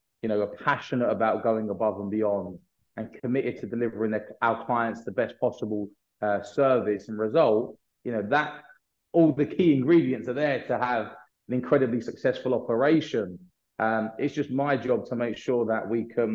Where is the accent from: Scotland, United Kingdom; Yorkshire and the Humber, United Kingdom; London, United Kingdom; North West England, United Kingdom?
London, United Kingdom; myself and my partners, we're all from the North London area.